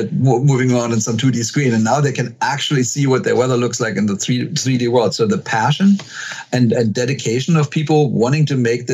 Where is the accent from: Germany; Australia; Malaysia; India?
Germany; also born or lived in Texas; now in Seattle, United States; we're both from Germany